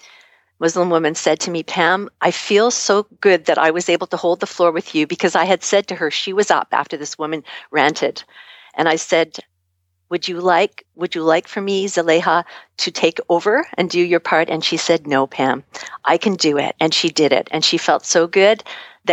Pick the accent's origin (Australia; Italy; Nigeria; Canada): Canada; I'm from Canada